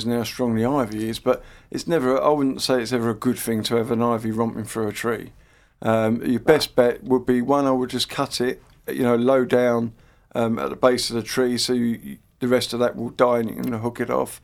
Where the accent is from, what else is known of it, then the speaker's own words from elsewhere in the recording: Wickford, East of England, United Kingdom; moved away; I come from Wickford originally